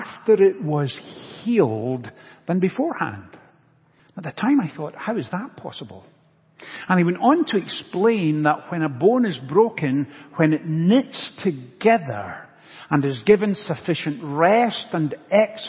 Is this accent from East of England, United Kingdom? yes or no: no; Scotland, United Kingdom; Growing up in Scotland, I played soccer as a child